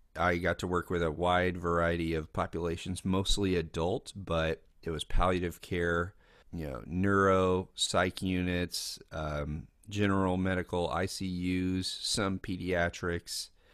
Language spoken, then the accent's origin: English; Lexington, Kentucky, United States; I grew up in Kentucky